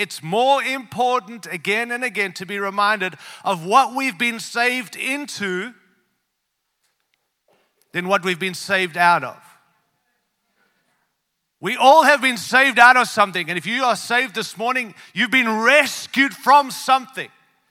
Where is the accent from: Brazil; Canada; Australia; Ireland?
Australia; also born or lived in Africa; now in Denver, United States; born in Africa, raised in Australia, and now live in the great land of the United States. We come from Colorado, Denver, Colorado.